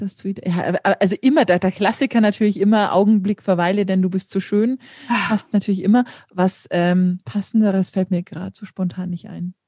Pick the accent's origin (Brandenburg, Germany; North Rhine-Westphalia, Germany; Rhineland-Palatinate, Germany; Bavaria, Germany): Bavaria, Germany; Regenstauf; in meinem Geburtsort in der Nähe von Regensburg